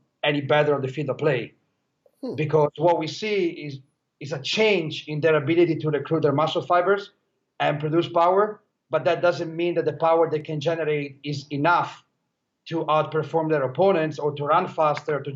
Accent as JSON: {"language": "English", "country": "Italy", "tie": "born or raised there", "moved": "yes", "lives_now": "Los Angeles, United States", "said": "I was born and raised in Italy. As right now, I work in Los Angeles"}